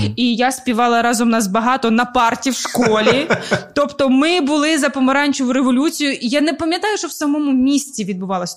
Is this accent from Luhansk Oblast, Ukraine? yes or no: no; Zaporizhzhia, Zaporizhzhia Oblast, Ukraine; first language Russian; Ukrainian is a second language; now in Kyiv, Ukraine; Ну ми просто Запоріжжя, ми просто тут живемо. Ми з робочого району